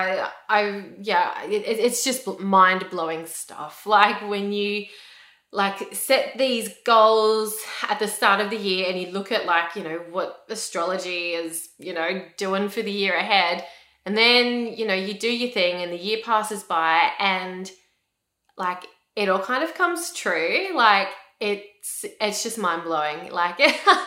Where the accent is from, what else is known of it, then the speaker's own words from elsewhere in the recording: Australia; I'm an Australian. I live in Australia.